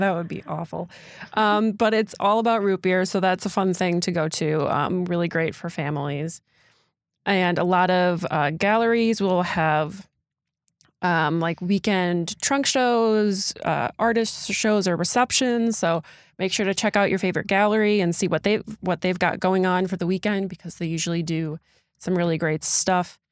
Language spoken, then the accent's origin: English; Door County, Wisconsin, United States; I am from Door County, born and raised